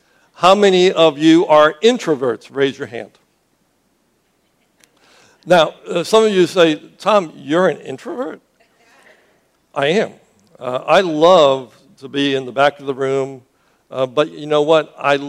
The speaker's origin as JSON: {"language": "English", "country": "Cuba", "tie": "born or raised there", "said": "I grew up as a missionary's kid. I grew up in Cuba. I left to go to Boston."}